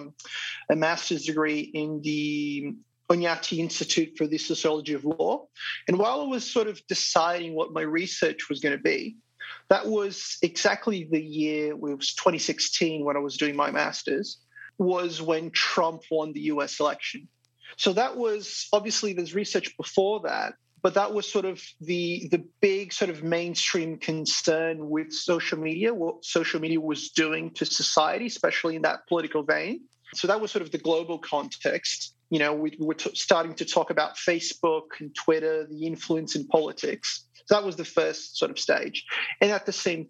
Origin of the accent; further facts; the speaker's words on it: Brazil; moved away as an adult; now in Sydney, Australia; I'm originally from Brazil, but I moved here to pursue my PhD